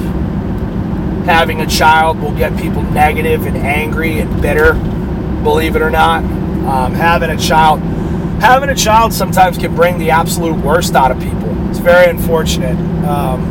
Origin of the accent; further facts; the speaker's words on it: New York, United States; also born or lived in New Hampshire; when we moved from New Hampshire to New York, my mom came out with me, 3 years old